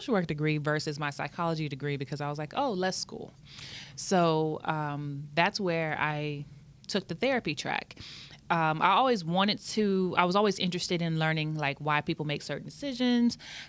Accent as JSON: {"language": "English", "town": "Austin", "region": "Texas", "country": "United States", "also_born_or_lived": "San Antonio, Texas", "moved": "as an adult", "said": "I'm originally from Austin, Texas. That's where all my family is from. I moved to San Antonio to go to UTSA"}